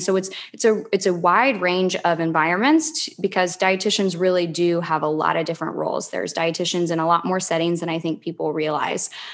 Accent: Lincoln, Nebraska, United States; also born or lived in Philadelphia / Charlotte, North Carolina; now in Clearwater, United States; I'm originally from Lincoln, Nebraska

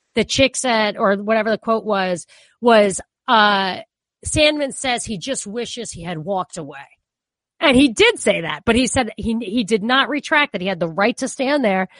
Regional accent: New York, United States; also born or lived in Boston; as a New Yorker

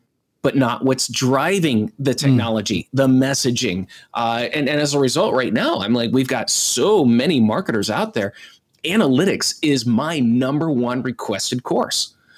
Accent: East Coast, United States; now in Ohio, United States; I am originally from the East Coast, Jonathan, so I am loyal.

